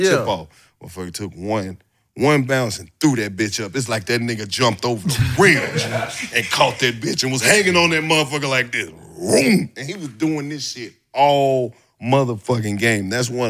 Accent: Oxford, Mississippi, United States; Ole Miss in my hometown.

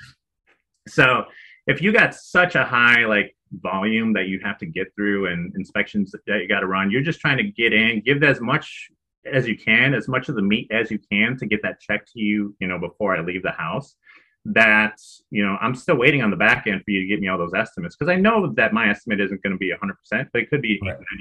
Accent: Chicago, Illinois, United States; moved away as an adult; also born or lived in Arizona; now in San Diego, United States; I live in San Diego currently, born and raised in Chicago

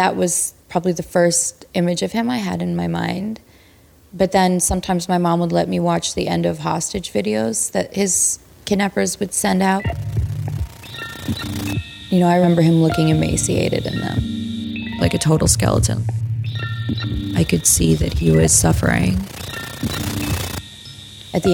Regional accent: Cyprus; I grew up in Cyprus, off the coast of Greece, close enough to Beirut

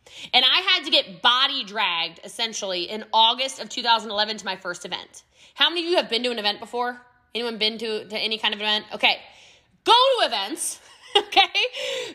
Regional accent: United States; accent: American; I'm American

